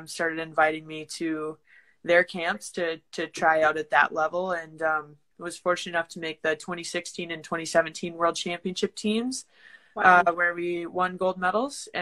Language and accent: English; Lakewood, Colorado, United States; moved away as an adult; also born or lived in St. Charles, Missouri; I'm from Lakewood, Colorado